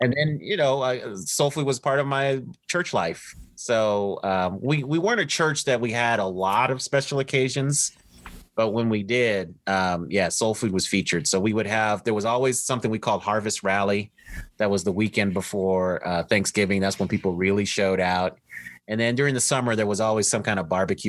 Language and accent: English; Denver, Colorado, United States; moved away as an adult; born and raised in Denver, Colorado